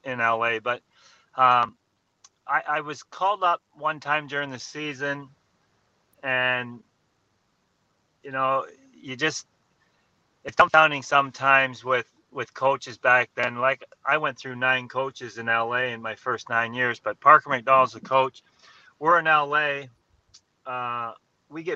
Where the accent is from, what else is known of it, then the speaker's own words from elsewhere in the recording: Haliburton, Ontario, Canada; I grew up in Halliburton